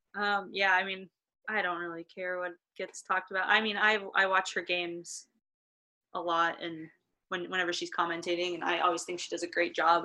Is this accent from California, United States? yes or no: no; Nebraska, United States; also born or lived in Minnesota; I'm from Nebraska, so I've experienced the cold